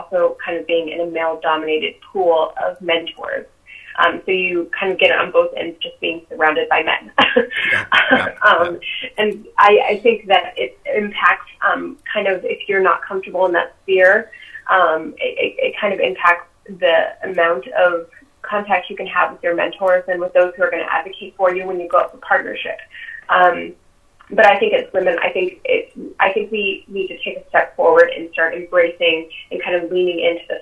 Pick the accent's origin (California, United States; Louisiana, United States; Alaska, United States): Alaska, United States; Eagle River; also born or lived in Delaware / Virginia; now in Anchorage, United States; I'm actually from Alaska. I'm from Eagle River.